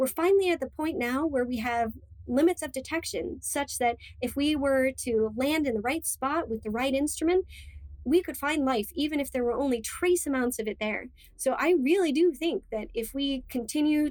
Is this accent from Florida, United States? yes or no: yes; Cape Canaveral, Florida, United States; I grew up in Florida, actually in Cape Canaveral, right next to Kennedy Space Center.